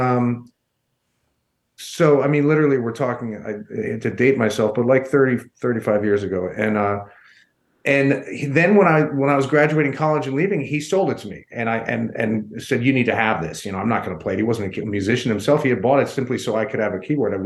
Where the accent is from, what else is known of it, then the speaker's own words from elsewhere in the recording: New York, United States; moved away as an adult; also born or lived in Colorado Springs, Colorado; now in Denver, United States; I'm originally from New York